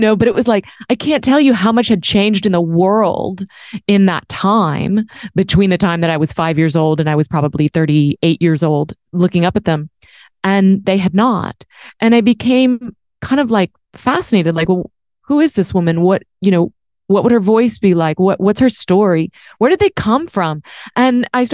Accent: Dallas, Texas, United States; moved away; also born or lived in New York; I grew up in Dallas

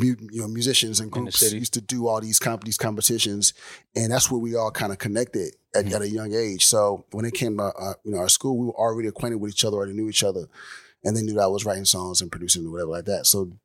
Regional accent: Houston, Texas, United States; also born or lived in Miami; Born in Miami, raised in Houston.

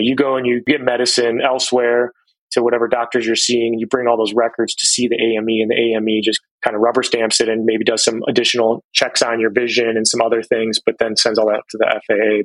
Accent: Cleveland, Ohio, United States; moved away; I grew up in Cleveland, Ohio

